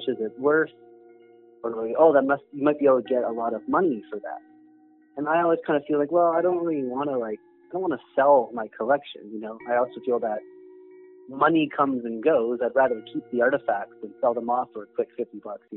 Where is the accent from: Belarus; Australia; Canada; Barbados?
Canada; Toronto, Ontario; I grew up in Toronto, so, you know, I was taking the TTC since I was a kid